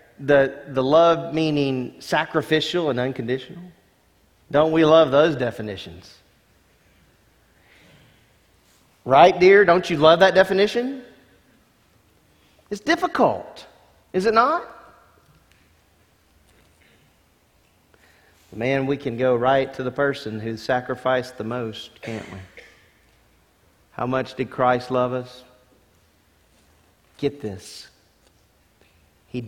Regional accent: Lake Charles, Louisiana, United States; I grew up in Louisiana

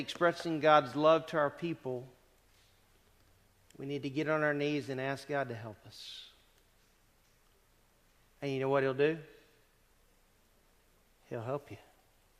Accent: the South, United States; moved away as an adult; also born or lived in Greene, New York; I come from the South.

